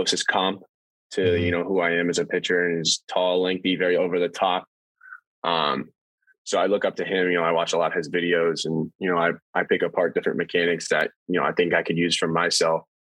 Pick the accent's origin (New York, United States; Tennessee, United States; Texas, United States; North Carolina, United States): New York, United States; So I was born in New York, obviously